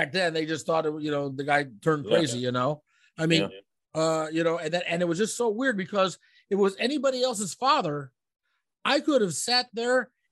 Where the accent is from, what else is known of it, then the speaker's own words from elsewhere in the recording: Omaha, Nebraska, United States; I'm from Omaha